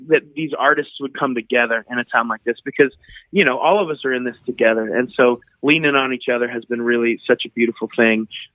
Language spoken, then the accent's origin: English; the Midwest of America, United States; growing up in the Midwest of America